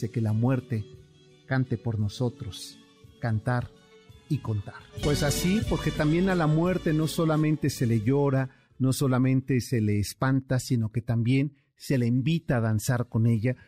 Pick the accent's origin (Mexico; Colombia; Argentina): Mexico; somos los mexicanos